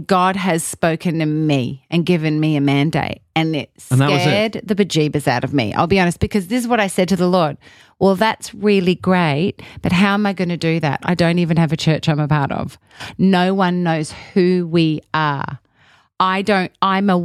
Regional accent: Australia; moved away as an adult; I'm Australian, I'm a foreigner

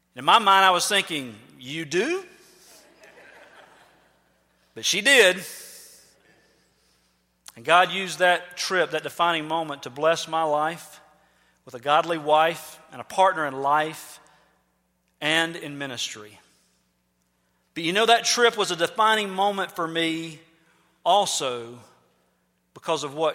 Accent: United States; we're from America

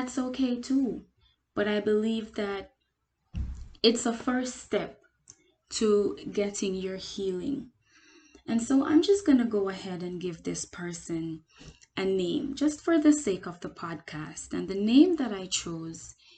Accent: Jamaica; now in United States; I am Jamaican. The United States, of course, again, because I live here

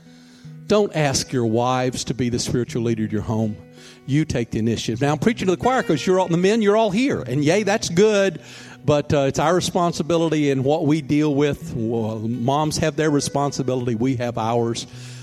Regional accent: Mobile, Alabama, United States; moved away as an adult; also born or lived in New York; once I left Mobile, where my hometown is, and went to New York

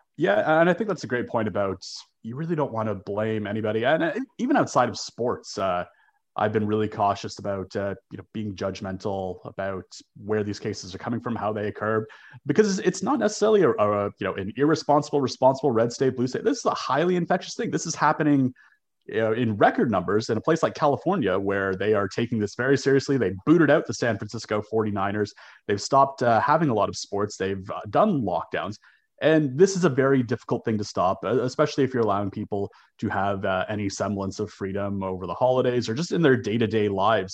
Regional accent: Toronto, Ontario, Canada; born or raised there

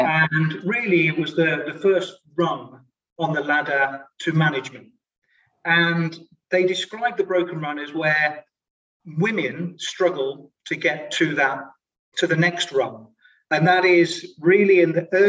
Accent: United Kingdom; moved away as an adult; also born or lived in London, England / Sydney, Australia; now in Luxembourg; I'm British

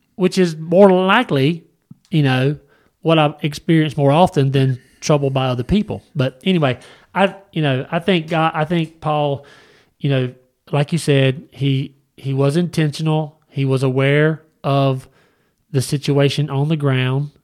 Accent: United States; I was raised in America

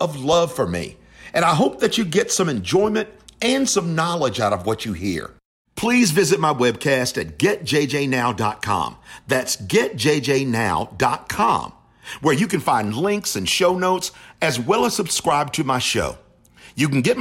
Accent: Charlotte, North Carolina, United States; I'm proud to have called Charlotte home

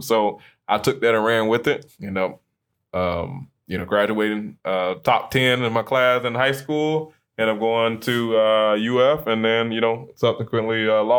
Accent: Tampa, Florida, United States; like you said, I'm here from Tampa. Grew up with a single mom.

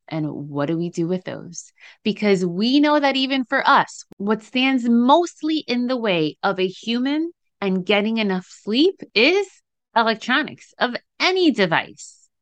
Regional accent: New Jersey, United States; in case you couldn't tell from the accent people say I have, I'm from Jersey.

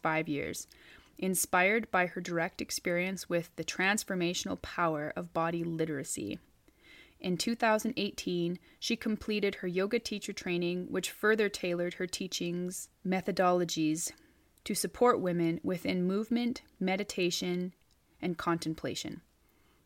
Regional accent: Northeast British Columbia, Canada; where I am currently in Northeast British Columbia, in my hometown

